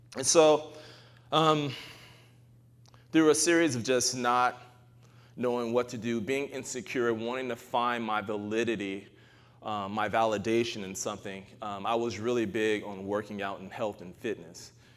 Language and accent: English; United States; also born or lived in Arkansas; I'm American.